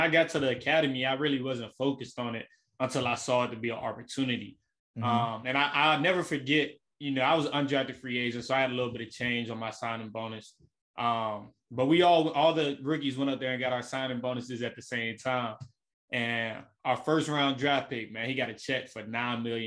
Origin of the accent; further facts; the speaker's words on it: Memphis, Tennessee, United States; from Memphis, Tennessee, born and raised in the Elm.